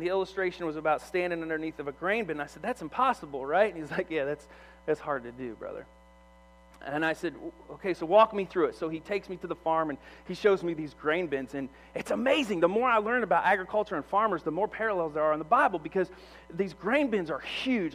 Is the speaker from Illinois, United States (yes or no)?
yes; Monmouth, Illinois, United States; moved away; I grew up in Monmouth, Illinois